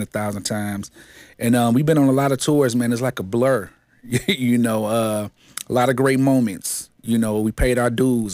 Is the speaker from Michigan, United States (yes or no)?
yes; Detroit, Michigan, United States; I grew up, uh, west side of Seven Mile, man. Uh, Seven Mile and Living Noise is my stumping grounds. Detroit, Michigan